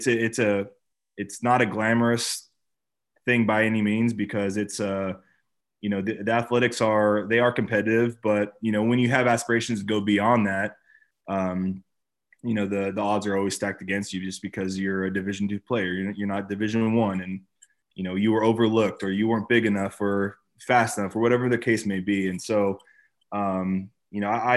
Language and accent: English; California, United States; born and raised in California